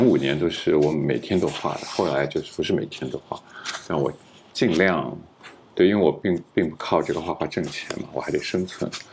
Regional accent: Shanghai, China; 但是我就上海人嘛，然后我就特别不想离开上海

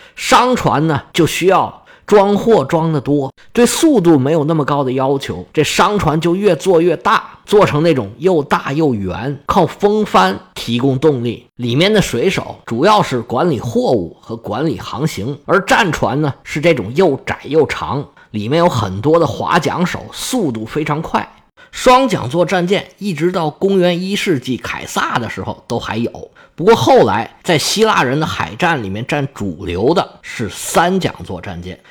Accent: China; 我们中国人

